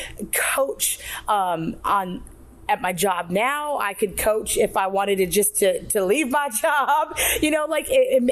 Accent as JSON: {"language": "English", "region": "South Dakota", "country": "United States", "tie": "born or raised there", "also_born_or_lived": "Minneapolis, Minnesota", "moved": "as an adult", "lives_now": "Georgia, United States", "said": "Just grew up in South Dakota, went to Minneapolis for school"}